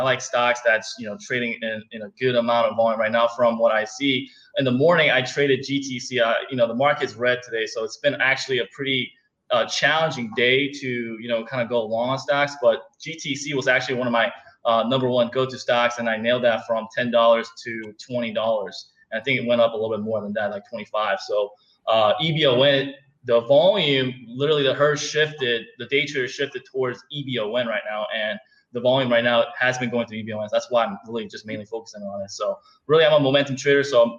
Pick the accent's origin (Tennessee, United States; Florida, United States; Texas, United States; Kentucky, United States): Texas, United States; Houston; So I'm from Houston.